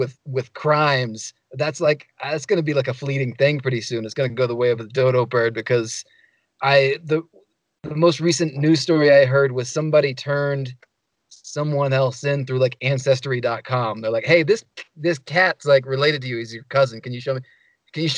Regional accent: Dallas, Texas, United States; now in Santa Fe, United States; I'm from Oak Cliff, Texas. Like from Dallas, Texas

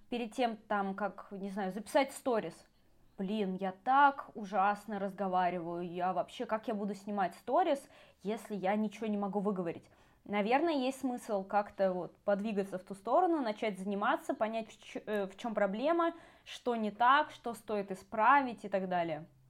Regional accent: Saint Petersburg, Russia; moved away as an adult; now in Moscow, Russia; вообще, я из Петербурга, но я э, мигрировала 10 лет в Москву назад

